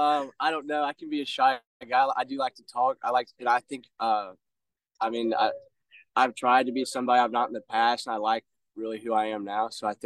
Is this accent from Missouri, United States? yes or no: yes; Jackson, Missouri, United States; So for me, I go to school out of state. I grew up in Jackson, just down the road.